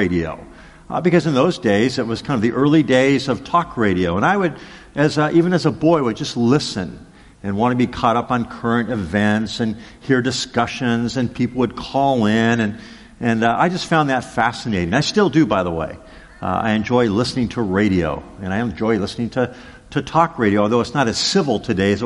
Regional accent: Los Angeles, California, United States; as a small boy growing up in Los Angeles

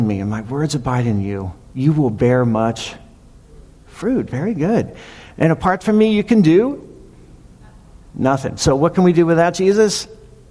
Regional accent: Maryland, United States; moved away; I'm from Maryland

